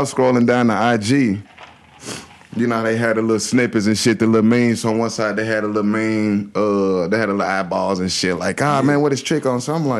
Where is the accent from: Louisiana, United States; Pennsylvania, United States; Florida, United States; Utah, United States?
Florida, United States; Riviera Beach; I'm from Palm Beach County. I'm from Revere.